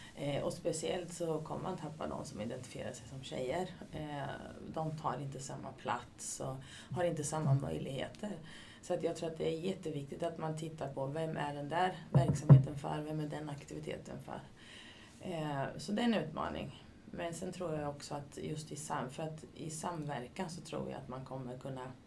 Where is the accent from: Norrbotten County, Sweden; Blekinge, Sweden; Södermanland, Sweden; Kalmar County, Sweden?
Södermanland, Sweden; Katrineholm; moved away as an adult; also born or lived in Linköping; now in Ljungsbro, Sweden; Började min karriär i Katrineholm, där jag är ifrån